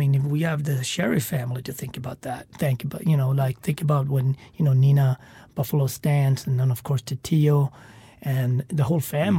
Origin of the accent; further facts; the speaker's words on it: Sweden; growing up in Sweden